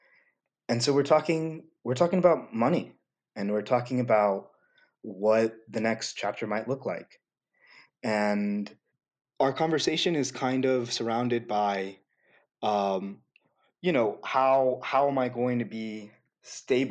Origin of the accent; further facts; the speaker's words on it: the South, United States; also born or lived in Los Angeles, California; I come from the South, and so your identity is kind of built on what the dominant cultures say you are. In LA, where I was born